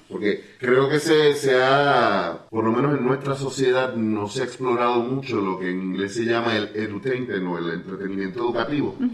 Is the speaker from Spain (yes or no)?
no; Puerto Rico; uno como puertorriqueño